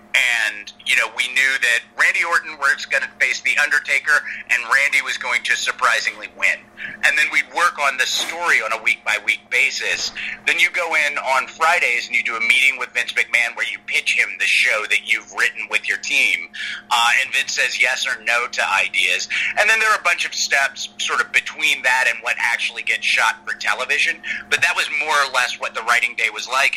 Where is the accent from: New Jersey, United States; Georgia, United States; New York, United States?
Georgia, United States; Atlanta; I was growing up in Atlanta at the time